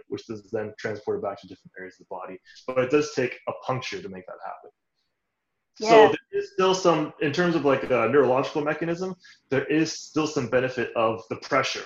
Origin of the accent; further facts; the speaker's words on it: Toronto, Ontario, Canada; I grew up in Canada, Toronto, born and raised